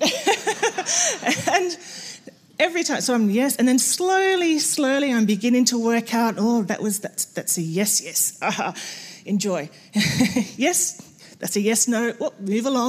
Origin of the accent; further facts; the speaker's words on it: Australia; I'm Australian